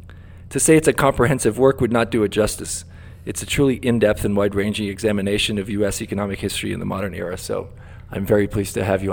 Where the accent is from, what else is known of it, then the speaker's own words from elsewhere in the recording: Brazil; moved away; my home country of Brazil.